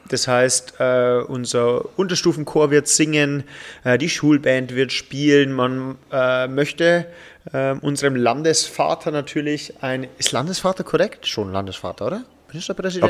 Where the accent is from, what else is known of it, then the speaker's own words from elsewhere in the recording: Upper Palatinate, Bavaria, Germany; hier als Oberpfälzer